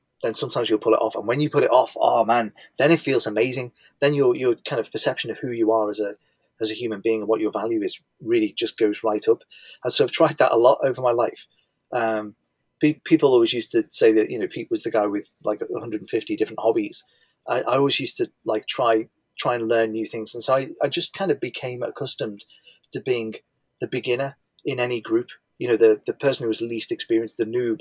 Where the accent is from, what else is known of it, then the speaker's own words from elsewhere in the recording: Liverpool, North West England, United Kingdom; You can probably tell from my accent that I'm from Liverpool